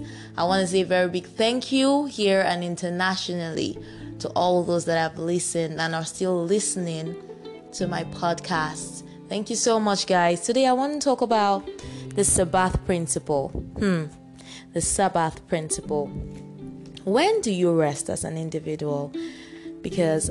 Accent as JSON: {"language": "English", "country": "Nigeria", "said": "I'm a Nigerian"}